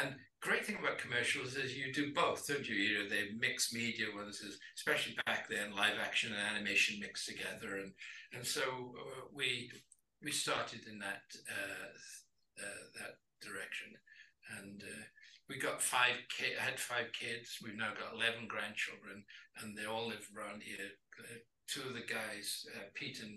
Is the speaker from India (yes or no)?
no; Wales, United Kingdom; moved away as an adult; now in Los Angeles, United States; I'm born and raised in Wales and Welsh.